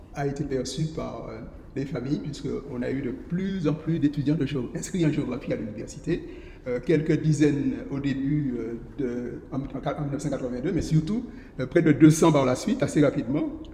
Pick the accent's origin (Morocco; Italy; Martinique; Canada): Martinique; Saint-Joseph; je suis né à Saint-Joseph et puis on a vécu à Beaumont le plus, le plus longtemps possible